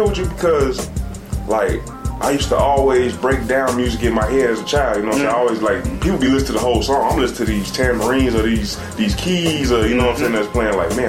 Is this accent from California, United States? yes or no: no; Chicago, Illinois, United States; also born or lived in Hawaii / Mississippi; I'm from Southside Chicago, you know what I'm saying? I wasn't born and raised there. I've been lived everywhere around the United States, goddamn.